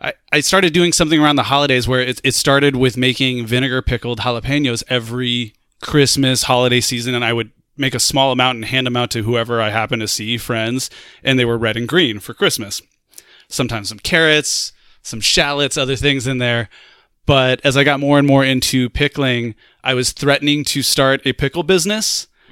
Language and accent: English; United States; also born or lived in Montreal, Canada; I was there as an American